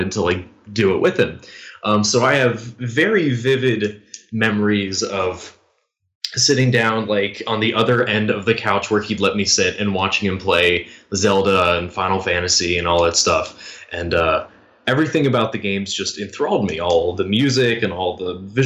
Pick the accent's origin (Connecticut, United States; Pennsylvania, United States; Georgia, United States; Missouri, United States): Georgia, United States; So I live in the United States, born and raised in Georgia.